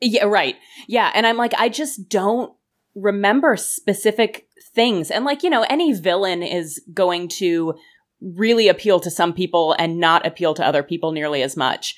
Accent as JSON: {"language": "English", "country": "United States", "said": "I am American"}